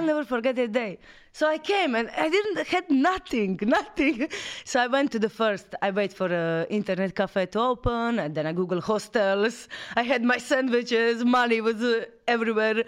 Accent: Croatia; moved away as an adult; also born or lived in Amsterdam / Paris; I'm from Croatia

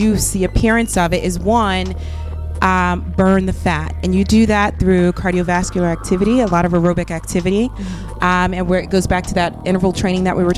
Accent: Philadelphia, Pennsylvania, United States; now in Chicago, United States

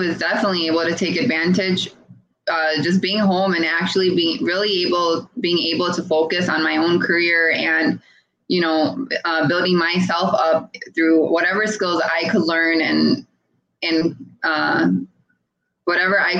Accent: India; I'm an Indian

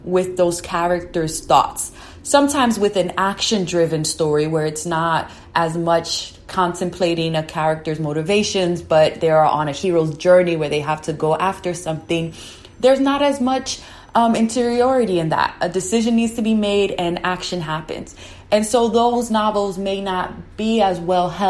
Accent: New York City, New York, United States; I was born and raised in New York

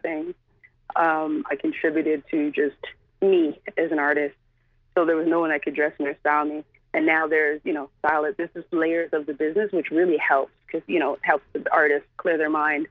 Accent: Canada; we rap and we're from Canada.

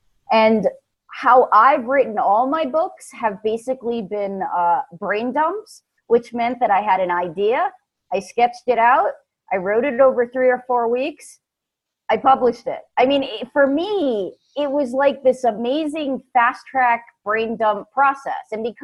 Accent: New York, United States; now in Atlanta, United States; Originally from New York, transplanted to Georgia.

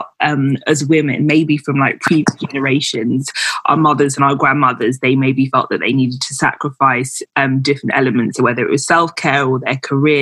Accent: Nigeria; I'm Nigerian

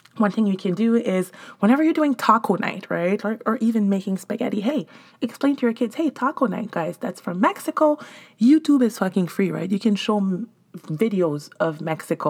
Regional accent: Montreal, Quebec, Canada; moved away; I'm from Montreal

